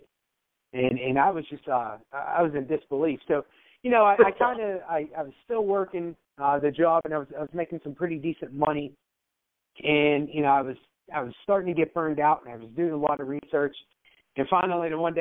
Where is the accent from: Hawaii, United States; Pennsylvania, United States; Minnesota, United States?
Pennsylvania, United States; Pittsburgh; I grew up in Pittsburgh, PA